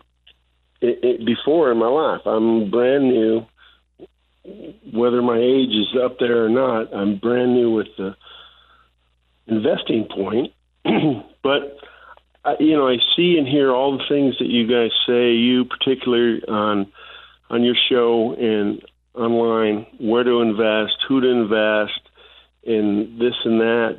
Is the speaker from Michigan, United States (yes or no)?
yes; Michigan, United States; moved away as an adult; Mom was from Texas, and I was from Michigan